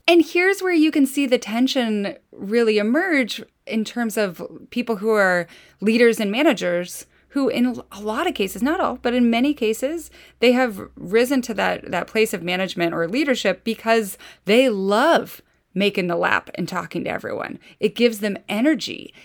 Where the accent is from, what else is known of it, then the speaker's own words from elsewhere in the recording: Idaho, United States; moved away; I'm from Idaho